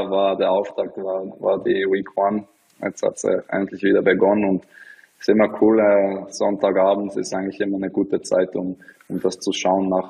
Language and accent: German; Bern, Switzerland; ich bin in der Stadt aufgewachsen, in, in Bern